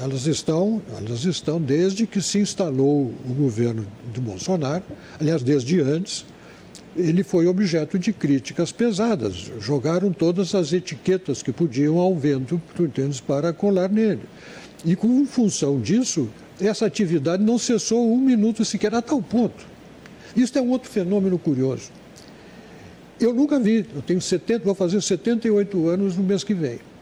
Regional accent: Brazil; voltei ao Brasil

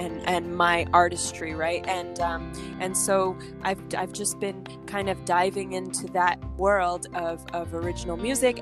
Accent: Montreal, Quebec, Canada; also born or lived in Los Angeles, United States / New York, United States; now in Miami, United States; I'm originally from Montreal, Canada. Uh, I am a French speaking artist

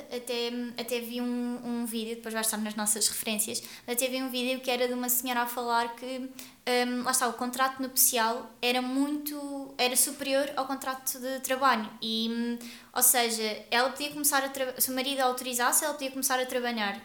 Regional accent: Guarda, Centro, Portugal; eu sou da Guarda

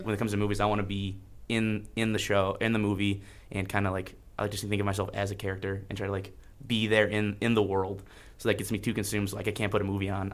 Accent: Iron River, Michigan, United States; I am from Iron River, Michigan and the U P

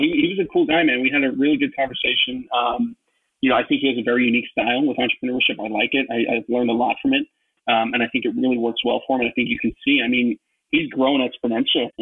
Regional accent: New York, United States; I'm from New York and I'm in finance

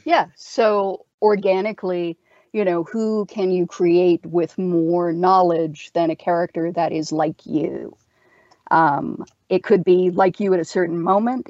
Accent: Canada

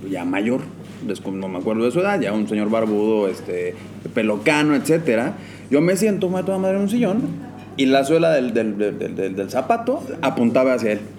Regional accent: Mexico; somos muy apasionados como mexicanos.

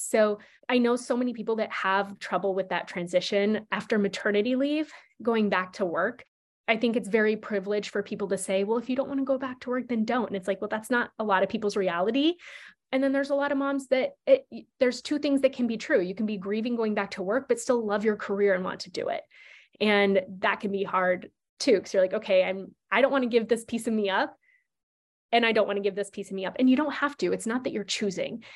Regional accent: Nebraska, United States; moved away; I grew up in Nebraska where you don't need to have sex education.

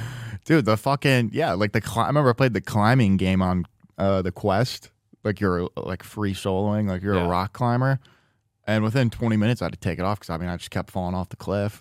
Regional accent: Midwest, United States; now in Los Angeles, United States; growing up in the Midwest, and especially when I was younger

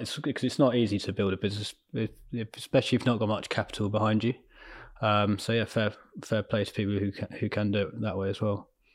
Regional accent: Ascot, South East England, United Kingdom; also born or lived in London; I was born in London, um, and then moved out to, say, near Ascot, like S-, Surrey, Berkshire way, and then d-, grew up around there

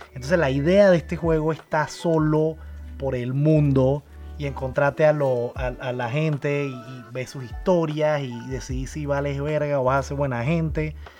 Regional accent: Panama; en mi país, aquí en Panamá

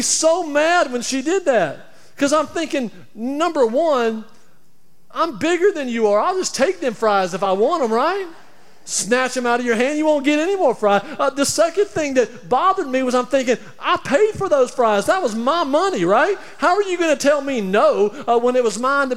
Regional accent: Alabama, United States; moved away; also born or lived in Tampa; I'm from Alabama

